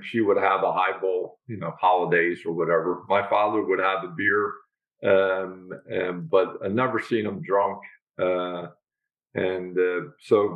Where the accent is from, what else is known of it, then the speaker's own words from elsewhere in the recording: Philadelphia, Pennsylvania, United States; also born or lived in Feasterville, Bucks County, Pennsylvania; I grew up in Northeast Philadelphia, and until the age of 9, and then we moved to Feasterville, Bucks